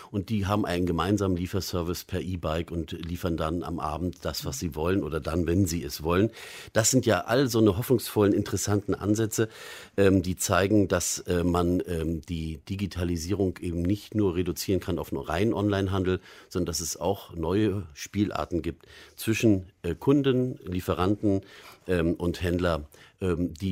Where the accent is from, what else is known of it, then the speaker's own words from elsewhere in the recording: Rostock, Mecklenburg-Vorpommern, Germany; schöne Rostock.